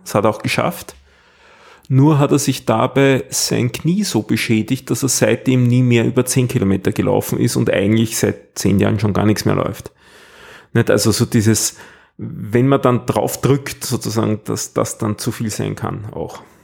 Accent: Austria; so als Ösi

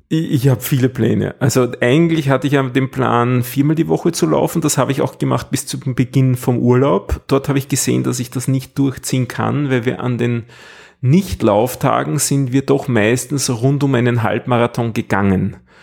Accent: Austria; so als Ösi

